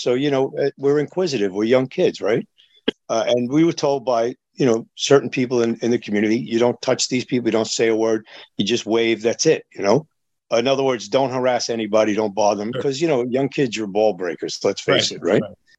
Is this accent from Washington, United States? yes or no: no; New York, United States; When I was a young kid growing up in New York